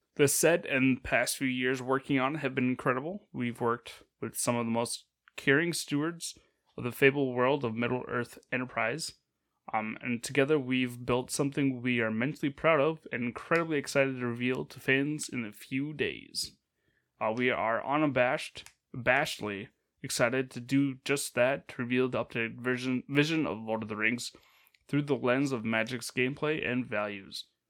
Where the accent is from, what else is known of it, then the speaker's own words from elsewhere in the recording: Northern Minnesota, United States; growing up in Mez-, Northern Minnesota